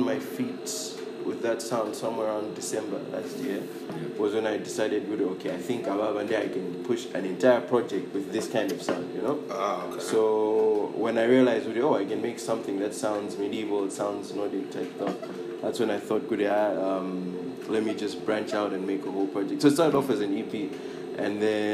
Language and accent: English; Malawi; I'm a producer from Malawi